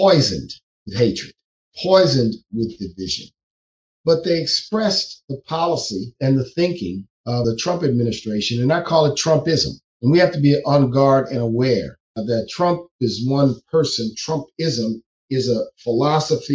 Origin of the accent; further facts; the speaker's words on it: New Orleans, Louisiana, United States; I'm from the South, I'm from New Orleans.